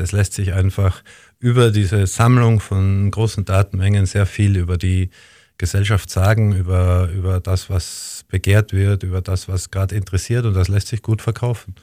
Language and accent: German; Tyrol, Austria; also born or lived in Linz, Austria; now in Vienna, Austria; in meine Heimat nach Tirol